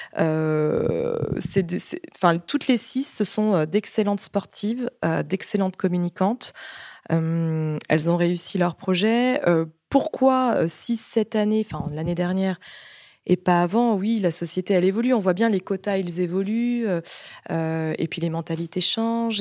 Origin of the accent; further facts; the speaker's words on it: Brittany, France; je suis bretonne